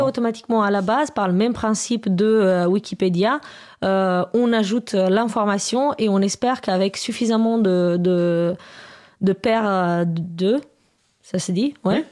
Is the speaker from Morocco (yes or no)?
no; Romania; now in France; Moi je suis je viens de Roumanie à la base